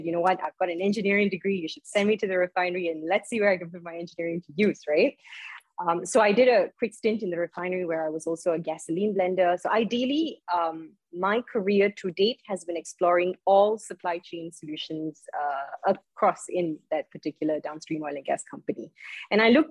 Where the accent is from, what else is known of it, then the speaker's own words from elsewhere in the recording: Malaysia; I am from Malaysia